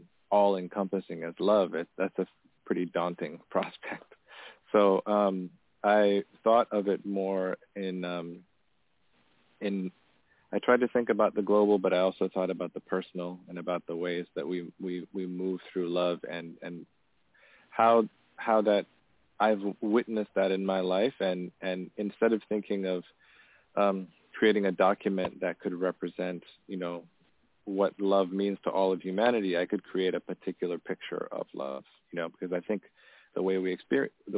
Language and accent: English; Tanzania; moved away; I grew up in Tanzania, and my dad is from a village in north central Tanzania